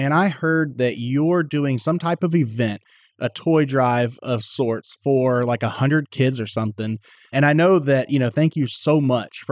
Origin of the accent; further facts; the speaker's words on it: Texas, United States; born and raised right here in Texas